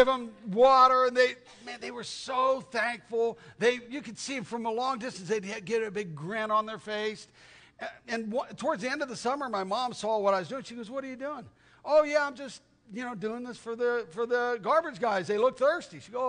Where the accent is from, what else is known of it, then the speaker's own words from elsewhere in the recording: Tucson, Arizona, United States; I grew up in Tucson, Arizona